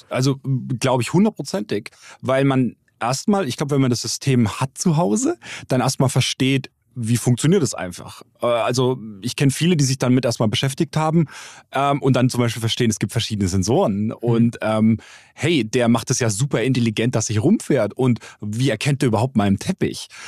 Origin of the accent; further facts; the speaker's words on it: Bavaria, Germany; Ich komme aus Bayern